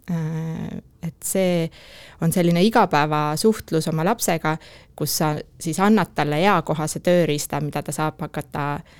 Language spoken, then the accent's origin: Estonian; Tartu, Tartu County, Estonia; kes ma veel olen tartlane